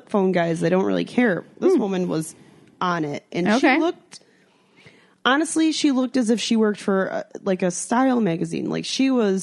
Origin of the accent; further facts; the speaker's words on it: United States; being American